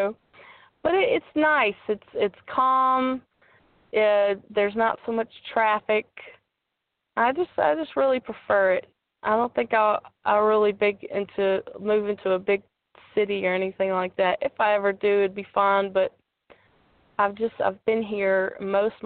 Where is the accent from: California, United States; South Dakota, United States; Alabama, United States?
Alabama, United States; Opelika; also born or lived in Shreveport, Louisiana; Right now I'm staying in my hometown in Opelika, Alabama